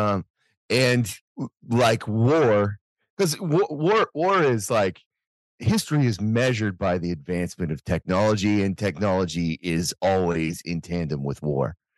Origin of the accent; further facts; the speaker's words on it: United States; as an American